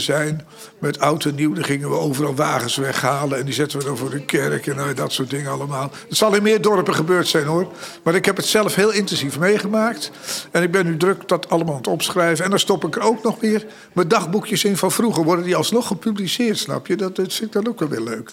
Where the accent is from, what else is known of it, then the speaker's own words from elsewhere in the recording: Zalk, Overijssel, Netherlands; also born or lived in Aarlanderveen, South Holland; ik ben natuurlijk eh, opgegroeid in Zalk. En ik was zeven jaar toen ik daar kwam. En eh, ik kwam uit Aarlanderveen, Zuid-Holland.